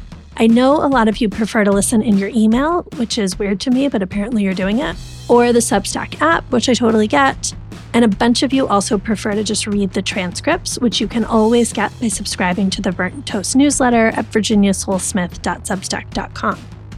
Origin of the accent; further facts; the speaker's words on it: United States; I have British and American citizenship, but I've lived my whole life in America.